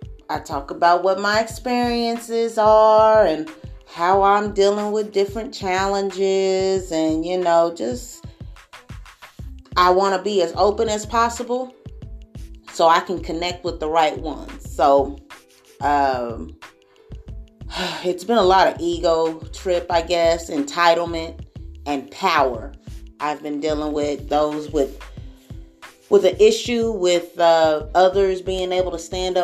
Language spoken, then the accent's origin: English; Springfield, Missouri, United States; moved away; I was born here in Springfield, Missouri. Went to Boyd Elementary, Berry Elementary, Jared Middle School, like a Northside kid. Then we moved Midtown, but Springfield has been home all of my life